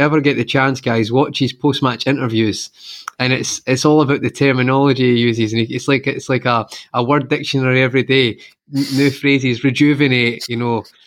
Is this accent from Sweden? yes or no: no; Scotland, United Kingdom; I'm from Scotland